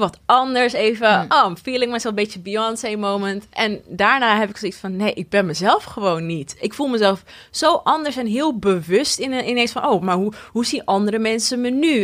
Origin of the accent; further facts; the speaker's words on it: Almere, Flevoland, Netherlands; also born or lived in Lelystad; ik ben geboren in Lelystad en daarna wel verhuisd naar Almere